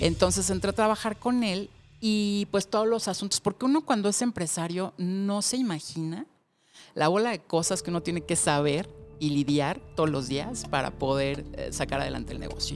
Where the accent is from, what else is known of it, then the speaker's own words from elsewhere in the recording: Mexico City, Mexico; yo nací en la Ciudad de México